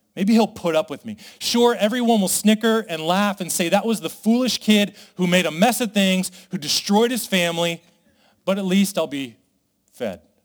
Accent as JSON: {"language": "English", "town": "Las Vegas", "region": "Nevada", "country": "United States", "said": "I come from Vegas"}